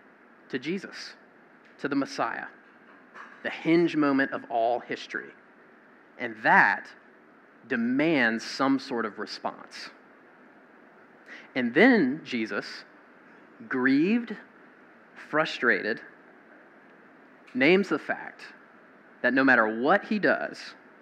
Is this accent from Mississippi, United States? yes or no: yes; Mississippi, United States; I'm from the Deep South. I'm from Mississippi.